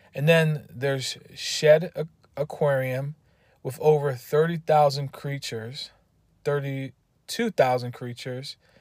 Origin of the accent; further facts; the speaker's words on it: East Coast, United States; I'm from the East Coast